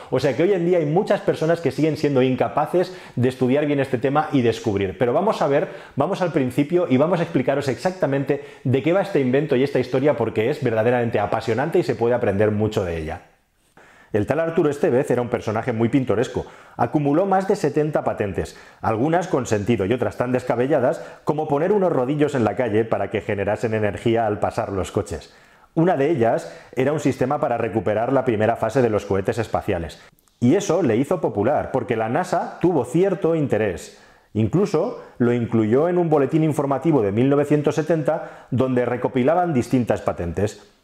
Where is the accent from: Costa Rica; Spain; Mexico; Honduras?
Spain